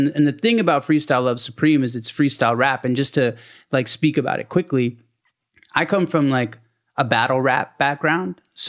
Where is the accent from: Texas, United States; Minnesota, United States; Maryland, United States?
Maryland, United States; born or raised there; also born or lived in Baltimore